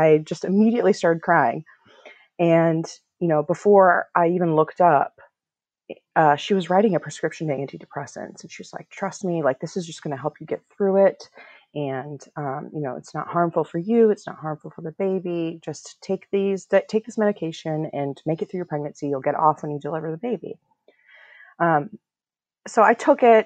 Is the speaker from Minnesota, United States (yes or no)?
yes; Minnesota, United States; moved away as an adult; now in Washington, D.C., United States; I was born in DC, actually, but I grew up in Minnesota, and I'm a product of Iranian immigrants